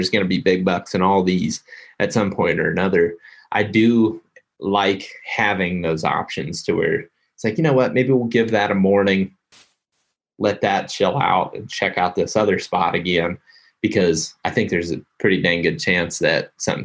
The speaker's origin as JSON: {"language": "English", "region": "Ohio", "country": "United States", "tie": "born or raised there", "also_born_or_lived": "Iowa", "moved": "yes", "said": "I grew up in Ohio."}